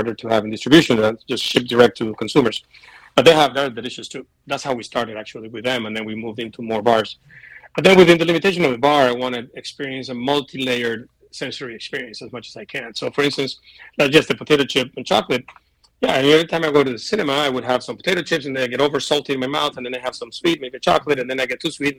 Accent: Venezuela; now in United States; I'm from Venezuela

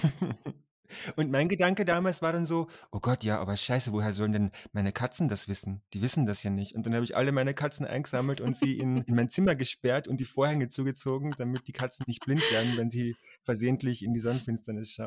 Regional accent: Austria; dass ich aus Österreich komme

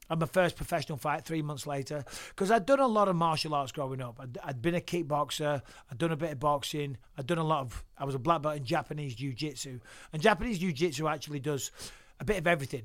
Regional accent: Clitheroe, North West England, United Kingdom; moved away as an adult; also born or lived in Cyprus / Manchester; now in United States; Grew up in Clitheroe, born in Cyprus, uh, on a British army base, so British soil. Uh, moved around a little bit, lived in Clitheroe

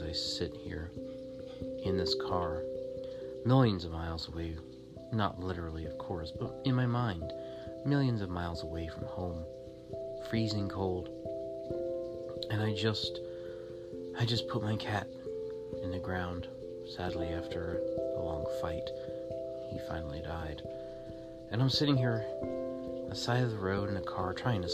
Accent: Florida, United States; born or raised there; also born or lived in San Diego, California

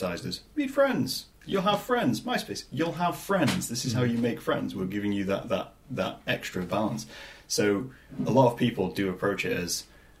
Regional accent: England, United Kingdom; we're English.

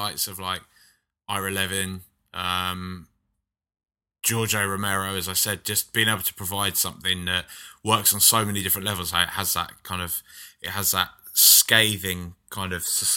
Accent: London, United Kingdom; growing up in London, which is so diverse

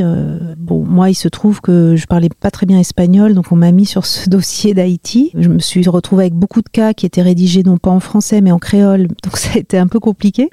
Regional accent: Marly-le-Roi, Île-de-France, France; born or raised there

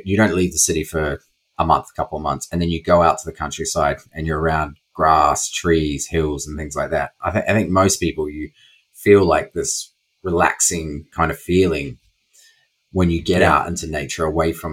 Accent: New Zealand; accent: New Zealand; my New Zealand accent

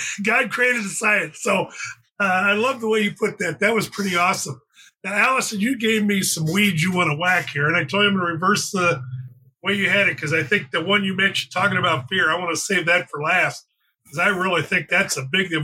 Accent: Phoenix, Arizona, United States; moved away as an adult; also born or lived in California; I grew up in Phoenix.

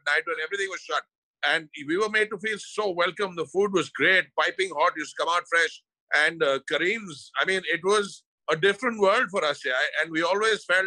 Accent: Delhi, India; born or raised there

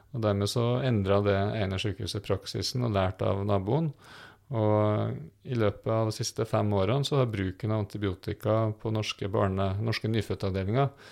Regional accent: Trøndelag, Norway; now in Fredrikstad, Norway; om du bor i Nord-Trøndelag, der jeg kommer fra

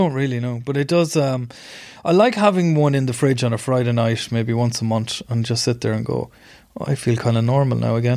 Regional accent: Ireland; I was doing work overseas as an Irish journalist

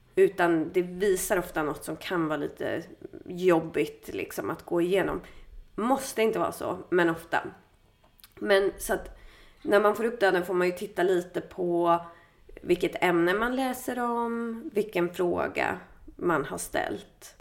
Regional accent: Stockholm, Stockholm County, Sweden; i Bromma där jag är ifrån.

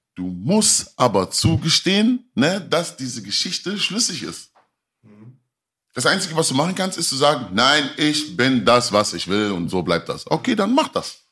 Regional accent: Mülheim an der Ruhr, North Rhine-Westphalia, Germany; also born or lived in Kreuzberg, Berlin; ich war damals in Mülheim. Ich bin ja Mülheim, also ich komme aus Mülheim an der Ruhr.

